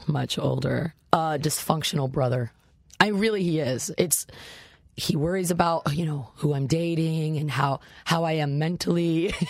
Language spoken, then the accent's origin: English; Boerne, Texas, United States; Small town. I grew up in Bernie, so it, you know, it was 4A when I was there.